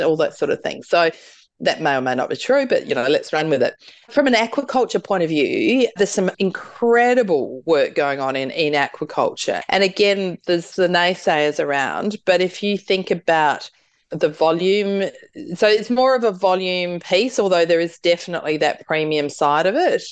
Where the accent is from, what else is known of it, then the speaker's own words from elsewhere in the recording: South Australia, Australia; I'm from South Australia